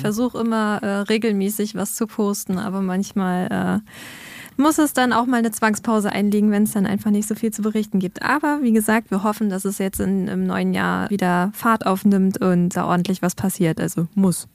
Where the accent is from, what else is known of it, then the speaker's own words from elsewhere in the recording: Neumünster, Schleswig-Holstein, Germany; now in Cottbus, Germany; in Neumünster, in meiner Heimat gewesen, bei meinen Eltern